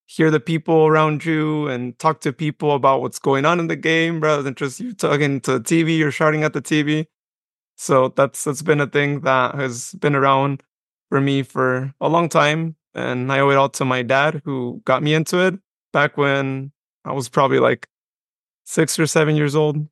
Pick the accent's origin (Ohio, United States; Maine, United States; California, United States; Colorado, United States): California, United States; Modesto; also born or lived in Patterson, California / Westley, California; I was born in Modesto, but I was actually raised for my first ten years of life in the Patterson area, specifically in Wesley.